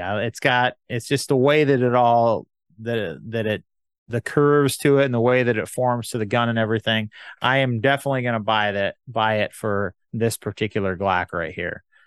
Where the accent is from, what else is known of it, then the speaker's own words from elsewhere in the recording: United States; I'm an American